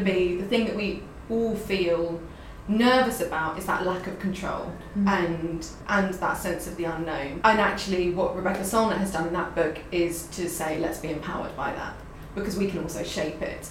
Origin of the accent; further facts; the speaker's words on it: London, United Kingdom; as a Londoner